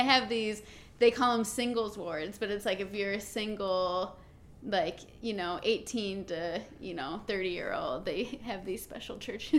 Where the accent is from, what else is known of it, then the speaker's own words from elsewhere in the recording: Pennsylvania, United States; moved away as an adult; also born or lived in Seattle, Washington; I grew up in Pennsylvania, and like if you're Mormon, you always make a joke like there's East Coast Mormons and then there's West Coast Mormons. So I was an East Coast Mormon.